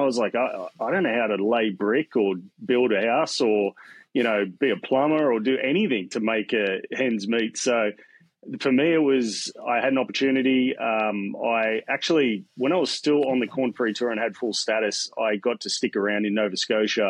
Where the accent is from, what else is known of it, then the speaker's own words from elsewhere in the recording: Newcastle, New South Wales, Australia; also born or lived in Melbourne, Victoria, Australia; So I was born in Melbourne, Australia. I grew up closer to Sydney. I moved to Sydney, Newcastle, when I was a young whippersnapper.